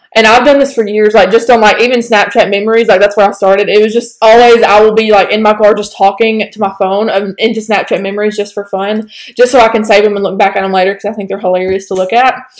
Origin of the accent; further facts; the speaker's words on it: Northeast Alabama, United States; accent: southern; we're from Northeast Alabama